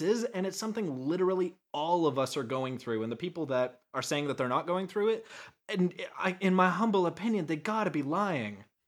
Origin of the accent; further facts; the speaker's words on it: Canada; moved away as an adult; now in United States; I am a Canadian that has just recently moved to America